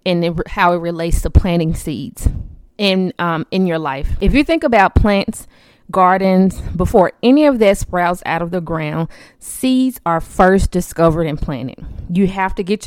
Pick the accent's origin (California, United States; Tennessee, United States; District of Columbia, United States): Tennessee, United States; Memphis; I currently live in Memphis, Tennessee. Born and raised here, Memphis Tiger, been here all my life